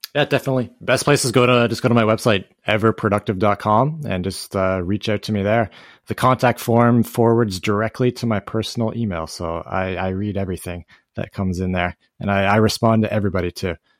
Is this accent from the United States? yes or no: no; Canada; I'm Canadian